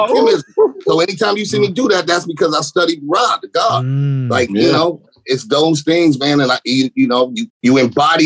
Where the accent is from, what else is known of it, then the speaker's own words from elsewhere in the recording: West Coast, United States; I'm a West Coast kid. I'm born and raised. I'm a native.